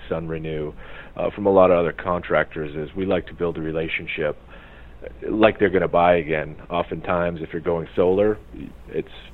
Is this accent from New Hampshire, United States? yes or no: yes; New Hampshire, United States; now in Arizona, United States; I'm from New Hampshire originally